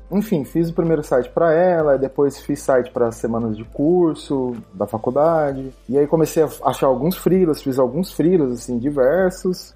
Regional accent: Ribeirão Preto, São Paulo, Brazil; moved away as an adult; now in United Arab Emirates; eu sou natural de Ribeirão Preto, interior, pé vermelho

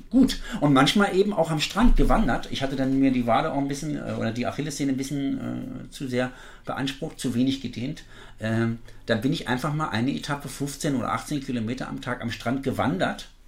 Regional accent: East Germany, Germany; Russisch habe ich in der Schule gelernt, als Ossi lernt man ja Russisch

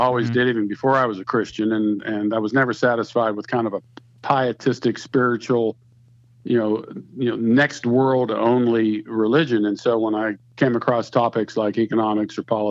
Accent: Pittsburgh, Pennsylvania, United States; moved away as an adult; now in Marietta, United States; I grew up in Pittsburgh, Pennsylvania

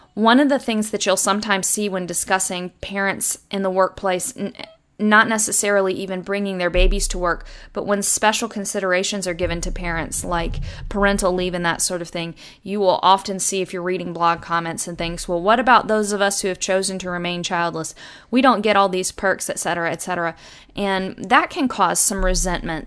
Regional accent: United States; I'm an American

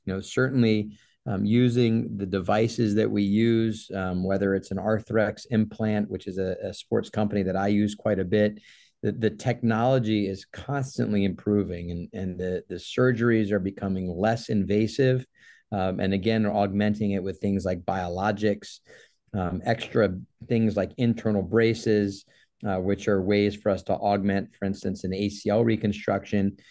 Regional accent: Jacksonville, Florida, United States; also born or lived in New Orleans / New York / Los Angeles; I'm actually from Jacksonville, Florida. I was born and raised here

